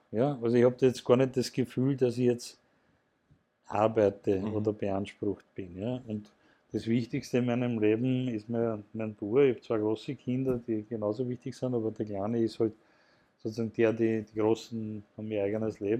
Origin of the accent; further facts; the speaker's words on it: Mattersburg, Burgenland, Austria; ich komme ja aus dem, vom Land, ich komme aus Mattersburg im Burgenland